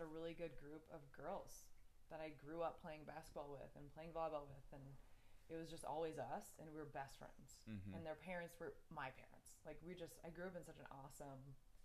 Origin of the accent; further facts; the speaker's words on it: Mounds View, Minnesota, United States; growing up in Mounds View